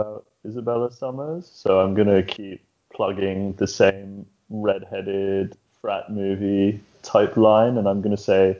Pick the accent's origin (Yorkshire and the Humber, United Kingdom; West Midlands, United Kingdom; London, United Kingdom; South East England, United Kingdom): London, United Kingdom; now in Los Angeles, United States; I'm from London originally, but I'm Skyping in from lovely Los Angeles, California right now, where the weather is beautiful.